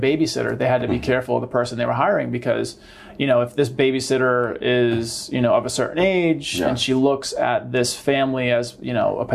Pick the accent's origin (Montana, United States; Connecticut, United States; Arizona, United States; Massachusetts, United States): Massachusetts, United States; Boston; moved away; also born or lived in Georgia; I grew up in Boston